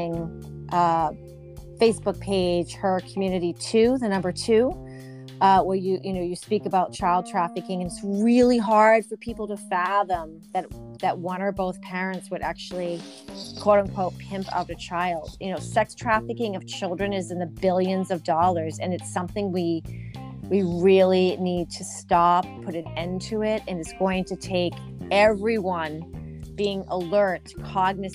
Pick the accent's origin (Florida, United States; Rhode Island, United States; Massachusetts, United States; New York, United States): Massachusetts, United States; near Boston; now in Long Island, United States; I grew up near Boston